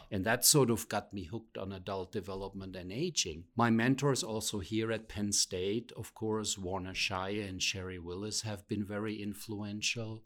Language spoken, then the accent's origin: English; Rhineland-Palatinate, Germany; moved away; also born or lived in Pennsylvania; I come from what is known as the Rhineland Palatinate area, but I'm not from that area that is more well known because of the wine growing region.